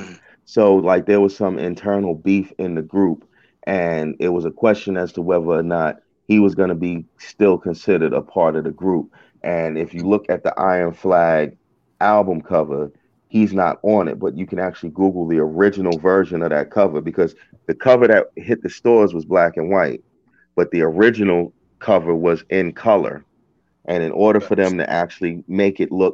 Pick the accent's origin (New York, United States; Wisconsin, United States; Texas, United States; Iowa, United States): New York, United States; Uniondale; now in Baltimore area, United States; I'm from Uniondale.